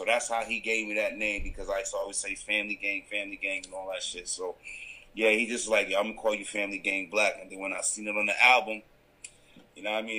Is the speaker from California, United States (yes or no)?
no; Rochester, New York, United States; also born or lived in Canada; now in Toronto, Canada; I had moved from Canada, from New York. I'm originally from Rochester, New York. I just happen to have dual citizenship.